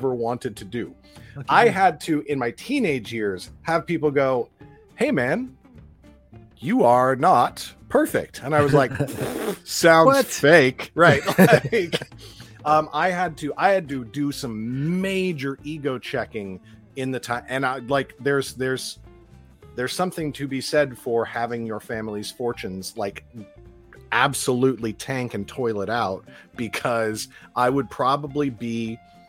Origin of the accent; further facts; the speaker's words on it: Los Angeles, California, United States; growing up in Los Angeles